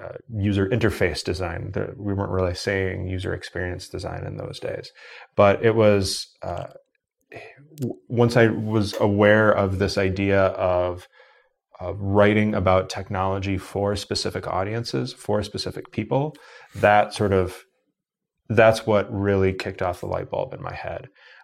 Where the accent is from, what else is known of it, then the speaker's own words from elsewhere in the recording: Wisconsin, United States; So I grew up in Wisconsin, so we have the reciprocity thing with our university systems